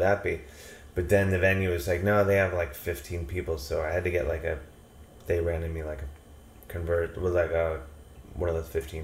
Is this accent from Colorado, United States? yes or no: no; Cleveland, Ohio, United States; I grew up in Cleveland, Ohio.